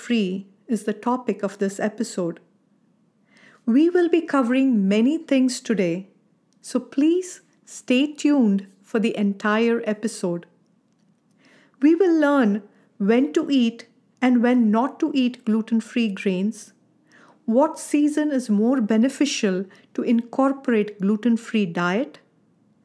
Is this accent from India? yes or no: yes; India; Growing up in India